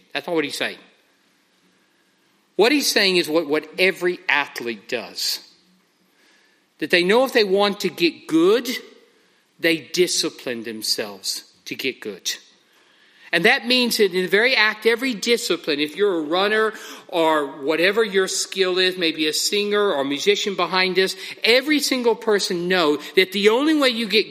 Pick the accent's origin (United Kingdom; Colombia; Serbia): United Kingdom; and we know how we are, we're very British, most of us, that we all very politely pray one at a time.